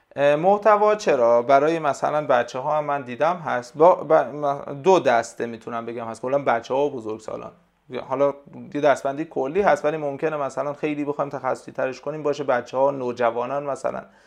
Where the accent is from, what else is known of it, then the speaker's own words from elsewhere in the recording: Kerman, Kerman Province, Iran; first language Persian; کرمان ما